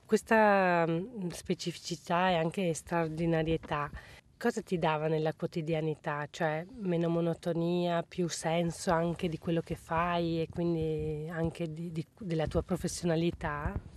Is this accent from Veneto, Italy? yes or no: yes; Veneto, Italy; moved away as an adult; Io che vivevo a monte della fabbrica in montagna bevevo acqua buona al mio paese, poi me ne sono andata a lavorare altrove